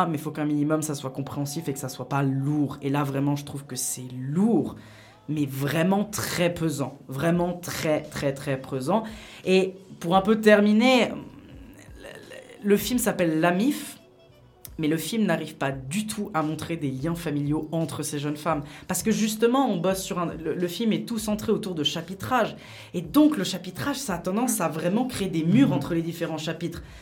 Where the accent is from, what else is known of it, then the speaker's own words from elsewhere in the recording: Geneva, Switzerland; moi je suis de Genève